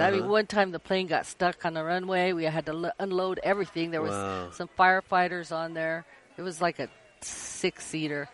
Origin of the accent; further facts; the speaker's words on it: Spokane Indian Reservation, Washington, United States; I grew up on the Spokane Indian Reservation, and I'm a tribal member